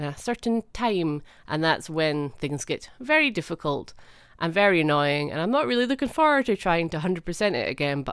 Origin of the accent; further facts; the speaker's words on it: Scotland, United Kingdom; I'm Scottish